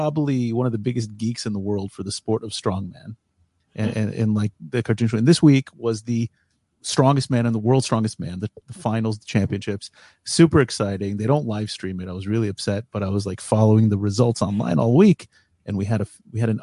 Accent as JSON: {"language": "English", "country": "United States", "tie": "born or raised there", "moved": "yes", "lives_now": "Israel", "said": "We're two Jewish guys. We grew up in America, we live in Israel"}